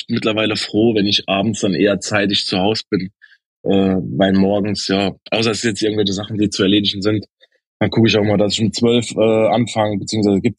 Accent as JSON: {"language": "German", "town": "Dudweiler", "region": "Saarland", "country": "Germany", "tie": "born or raised there", "said": "Genau, ich bin aus einem kleinen Nebenort von Saarbrücken, aus Duttweiler direkt."}